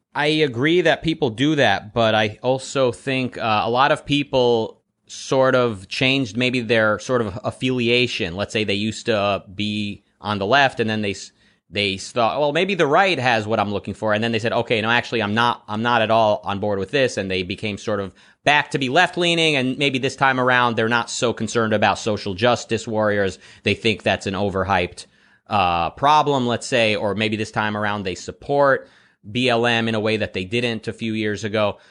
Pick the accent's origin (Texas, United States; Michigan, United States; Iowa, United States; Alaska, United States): Michigan, United States; Detroit; moved away as an adult; also born or lived in Israel; now in Los Angeles, United States; So I was born in Israel. I lived in Detroit, uh, through my teen years and through my twenties, mostly, and now I'm in L